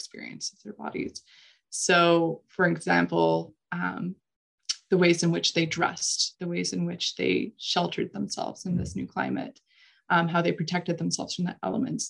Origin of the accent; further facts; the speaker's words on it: Saskatchewan, Canada; moved away as an adult; also born or lived in New Brunswick; I'm actually from Saskatchewan originally. I'm a flatlander, as we like to say.